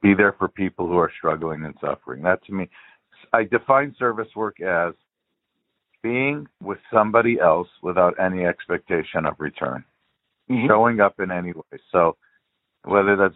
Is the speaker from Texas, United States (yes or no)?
no; Los Angeles, California, United States; I was born in L.A.